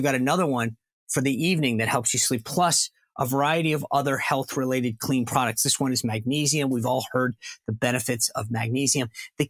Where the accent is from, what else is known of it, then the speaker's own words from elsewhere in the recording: Rhode Island, United States; I grew up in Rhode Island.